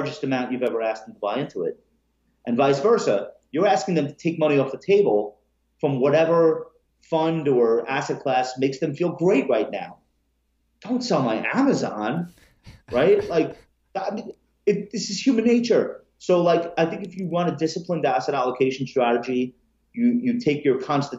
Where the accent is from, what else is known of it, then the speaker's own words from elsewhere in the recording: Long Island, New York, United States; I grew up on Long Island